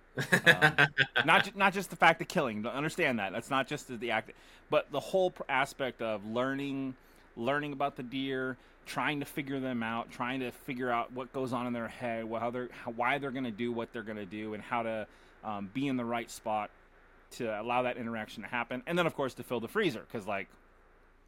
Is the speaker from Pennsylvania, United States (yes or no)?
no; Las Vegas, Nevada, United States; moved away as an adult; now in Oregon, United States; when we grew up in Vegas, it was a different city than it is now.